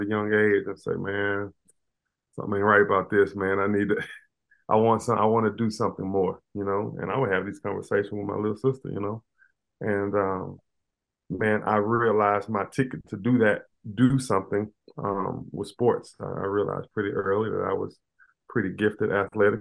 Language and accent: English; Baton Rouge, Louisiana, United States; now in Birmingham, United States; I'm originally from Baton Rouge, Louisiana. You know, I tell people, man, I still got a lot of Baton Rouge in me